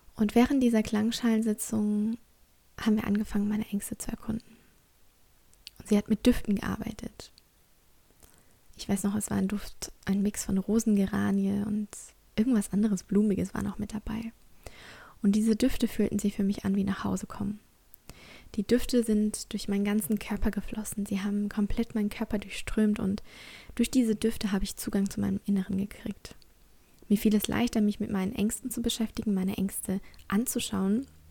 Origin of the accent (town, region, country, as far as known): Germany; born or raised there